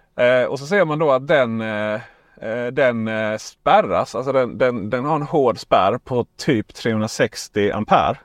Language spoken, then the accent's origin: Swedish; Ronneby, Blekinge, Sweden; jag är från Ronneby